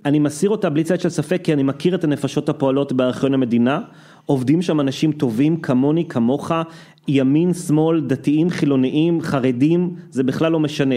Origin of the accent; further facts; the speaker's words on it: Israel; אנחנו שגדלנו פה